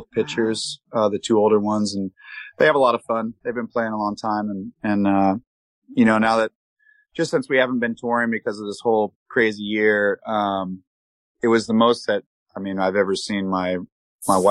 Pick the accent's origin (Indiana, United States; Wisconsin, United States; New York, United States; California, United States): California, United States; San Diego; Me and Kyle, we grew up in Ocean Beach, in San Diego